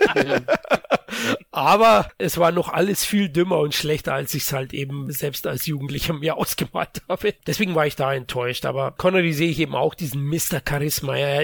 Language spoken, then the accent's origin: German; Bavaria, Germany; ich bin auch aufgewachsen im ARD und ORF, was wir hier in Bayern zusätzlich empfangen haben